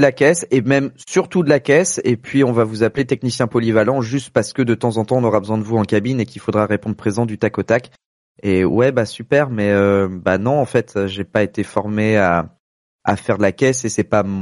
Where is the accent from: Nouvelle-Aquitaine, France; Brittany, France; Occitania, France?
Brittany, France; Rennes; il y en a pas 36 000 à Rennes non plus, puisque je suis rennais.